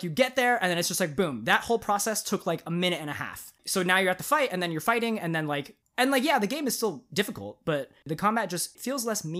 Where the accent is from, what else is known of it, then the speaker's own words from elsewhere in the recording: United States; Hey, man, I'm American.